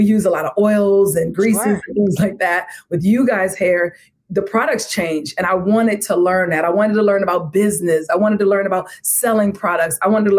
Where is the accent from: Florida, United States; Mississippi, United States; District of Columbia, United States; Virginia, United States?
District of Columbia, United States; Washington; I'm from Washington, D.C., okay?